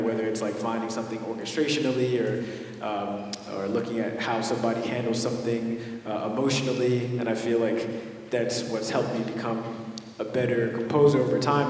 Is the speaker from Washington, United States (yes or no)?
no; Los Angeles, California, United States; I grew up in mid city